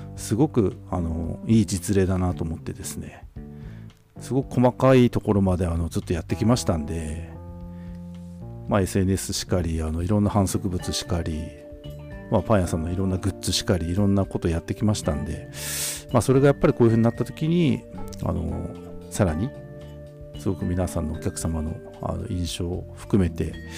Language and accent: Japanese; Tokachi, Hokkaido, Japan; 私たちの地元あの十勝